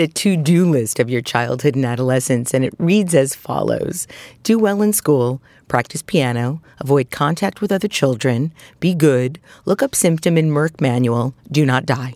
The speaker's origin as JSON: {"language": "English", "town": "New York City", "region": "New York", "country": "United States", "tie": "born or raised there", "also_born_or_lived": "Queens / Staten Island", "said": "I, too, was brought up in Brooklyn."}